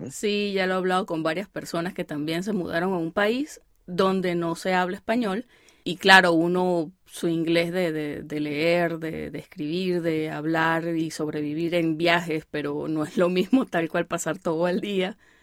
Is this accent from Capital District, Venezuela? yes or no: no; El Vigía, Mérida, Venezuela; now in United States; yo soy del Vigía, eso también es caliente.